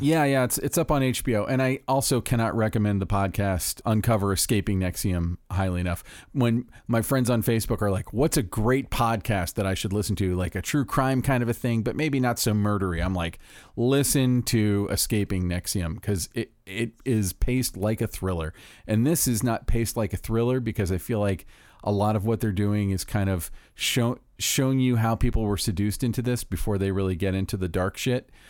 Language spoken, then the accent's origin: English; Orlando, Florida, United States; growing up in Orlando